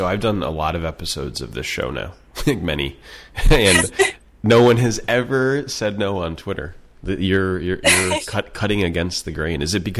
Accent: upstate New York, United States; I grew up in New York State, but not New York City. So I grew up in what they call upstate, which is so the capital of New York, which is Albany. And I grew up in the middle of nowhere.

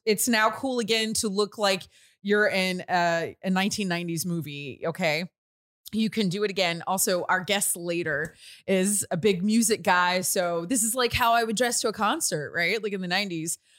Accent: northern Louisiana, United States; moved away; also born or lived in Houston; being from Louisiana, where I was in northern Louisiana

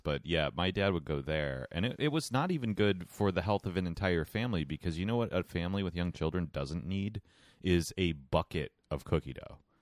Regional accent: United States; I'm an American

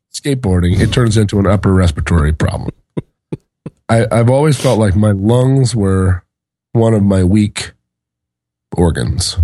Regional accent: Alaska, United States; moved away; also born or lived in Seattle, Washington; I grew up in Washington and Alaska, somewhat, somewhat equally. I went through first through fourth grade, kindergarten through fourth grade in Seattle, and fifth through twelfth in Alaska

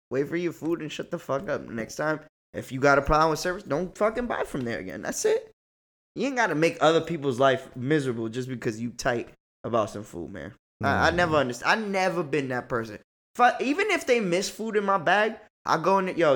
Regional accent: New York, United States; oh, you better not get an attitude with me, bitch. I'm from New York.

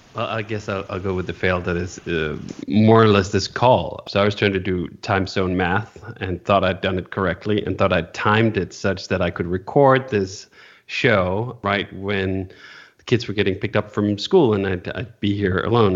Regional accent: Denmark; moved away; also born or lived in California; I currently live in Denmark. I grew up in Denmark, and now I'm back here in Denmark

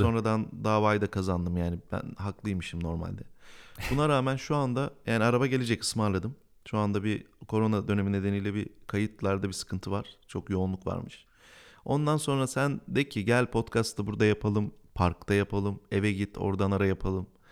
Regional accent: Bingöl Province, Turkey; ben Bingöl'de doğdum

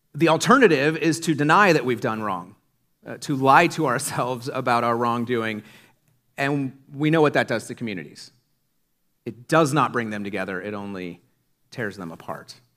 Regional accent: Iowa, United States; When I was a kid growing up in Iowa in the nineties

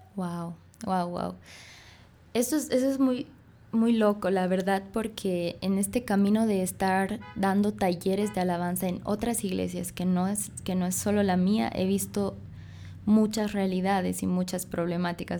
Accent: Bolivia; soy boliviana, nací en Bolivia, pero me digo bolibrasilera porque mi papá es brasilero y mi mamá boliviana

